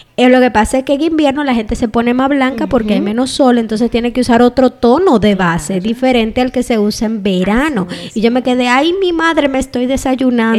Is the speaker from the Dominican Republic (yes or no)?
yes; Dominican Republic; moved away; donde uno nació y se crió como República Dominicana